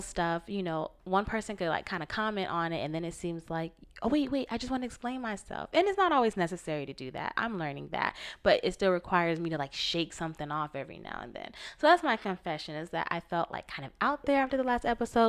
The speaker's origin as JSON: {"language": "English", "region": "Florida", "country": "United States", "moved": "yes", "lives_now": "West Coast, United States", "said": "We're both from the East Coast, Florida, Massachusetts, me, him, respectively."}